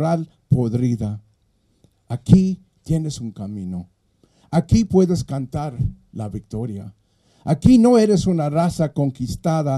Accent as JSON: {"language": "English", "town": "Los Angeles", "region": "California", "country": "United States", "tie": "born or raised there", "also_born_or_lived": "Mexico", "first_language": "Spanish", "second_language": "English", "said": "as a Chicano in Los Angeles, when I came from Mexico 2 years old and went to school there"}